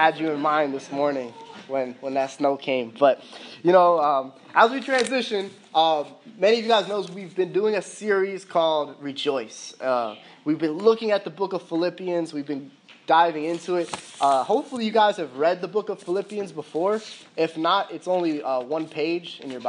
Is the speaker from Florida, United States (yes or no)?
yes; Fort Lauderdale, Florida, United States; also born or lived in Miami, Florida; growing up in Broward County in Fort Lauderdale, going to high school there